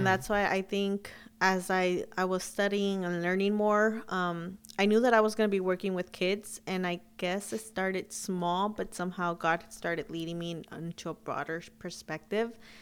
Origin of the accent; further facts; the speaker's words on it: Huntington Park, California, United States; also born or lived in Sacramento, California; I grew up in Huntington Park